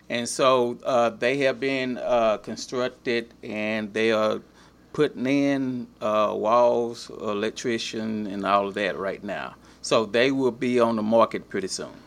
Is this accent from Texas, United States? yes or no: yes; Lufkin, Texas, United States; also born or lived in Newton, Texas; I was born in Newton, but my dad was, my dad was working on the highway. But as soon as I was born, we moved here to Lufkin